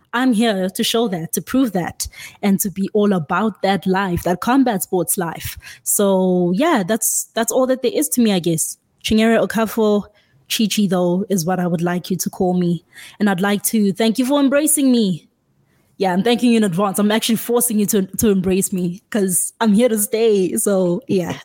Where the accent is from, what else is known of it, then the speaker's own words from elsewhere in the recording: South Africa; I am from South Africa. Yes, I'm not even based in the US